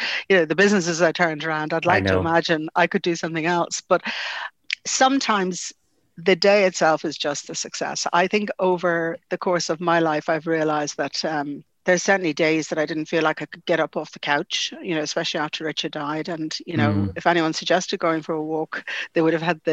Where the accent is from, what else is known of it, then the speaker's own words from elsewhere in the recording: Dublin, Leinster, Ireland; I grew up in the Phoenix Park, it's very important to me